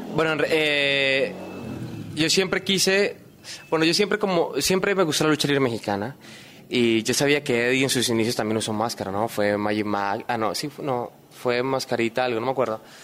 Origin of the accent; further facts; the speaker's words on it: Colombia; moved away as an adult; now in Lima, Peru; yo extraño en Colombia, extraño mi familia, extraño mis cosas